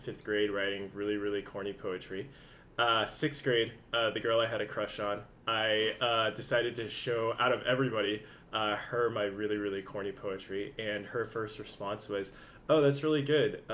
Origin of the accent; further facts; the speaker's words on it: San Jose, California, United States; I'm originally from San Jose, been in the Bay Area for a long time